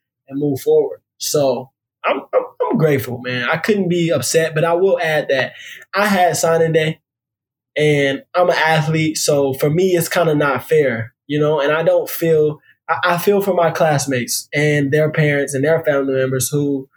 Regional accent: DeSoto, Texas, United States; also born or lived in Seattle, Washington / Washington, D.C.; I have the city in Dallas, which I grew up in, called DeSoto.

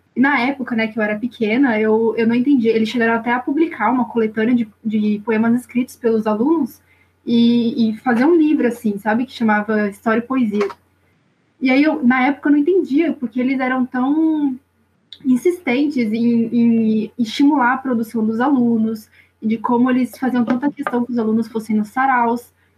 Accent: São Paulo, Brazil; eu sou aqui da zona sul de São Paulo, não sou do extremo sul, sou aqui do Jabaquara

